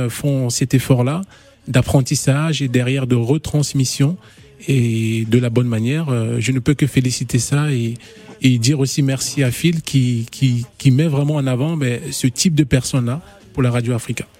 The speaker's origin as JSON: {"language": "French", "country": "Gabon", "said": "je suis gabonais aussi"}